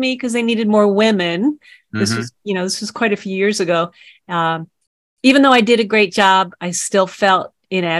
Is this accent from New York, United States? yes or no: yes; New York City, New York, United States; I grew up on Staten Island